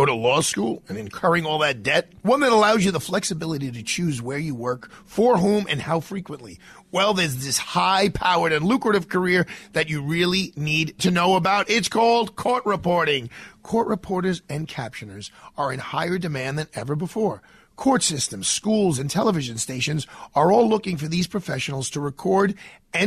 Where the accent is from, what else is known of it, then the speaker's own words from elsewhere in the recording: New York City, New York, United States; We are in Manhattan, but I'm from Brooklyn